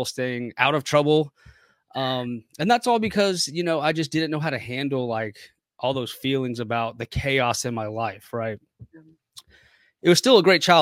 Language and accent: English; Waldorf, Maryland, United States; I grew up in Waldorf, Maryland.